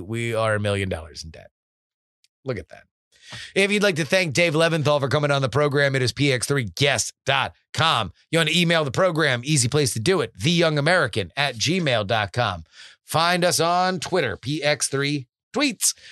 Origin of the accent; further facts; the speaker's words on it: South Florida, United States; I grew up in South Florida